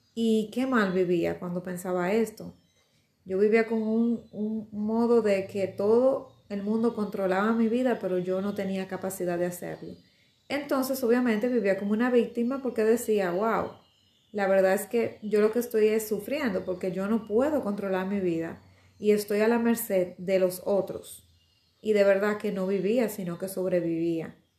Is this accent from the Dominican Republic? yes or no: yes; Dominican Republic; me siento orgullosa de ser dominicana. Eh, bueno, es mi país, lo amo muchísimo mi pedazo de isla